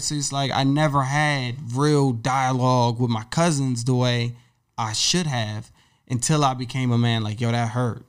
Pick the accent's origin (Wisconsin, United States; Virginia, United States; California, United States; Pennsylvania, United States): Virginia, United States; Woodbridge; moved away as an adult; now in New York City, United States; I grew up in Woodbridge, Virginia